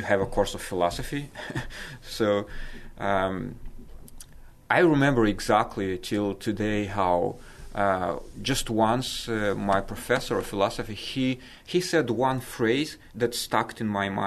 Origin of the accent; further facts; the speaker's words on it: Moldova; I was born in Moldova when Moldova at that time was part of Soviet Union.